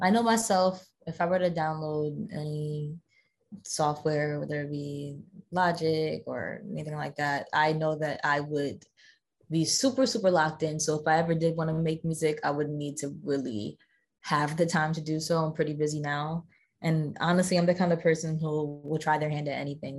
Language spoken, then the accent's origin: English; New Jersey, United States; growing up in South Jersey